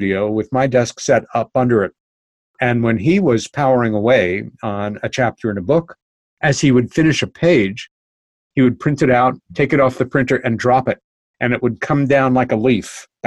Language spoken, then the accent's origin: English; New York City, New York, United States; now in New York countryside, United States; I'm a New Yorker. I lived most of my life in New York City, my favorite place